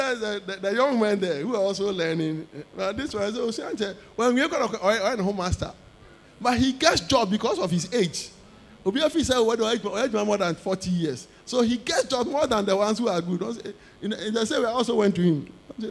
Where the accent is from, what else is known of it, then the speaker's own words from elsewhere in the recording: Osu, Greater Accra, Ghana; When I was growing up in Osu, little boy.